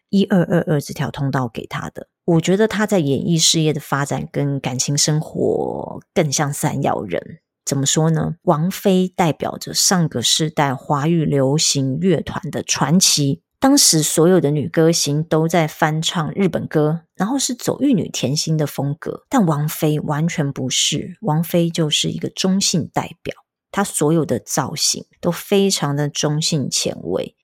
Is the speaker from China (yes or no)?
no; Tainan, Taiwan; moved away; 我本来就有计划五月中要安排回台南的老家看家人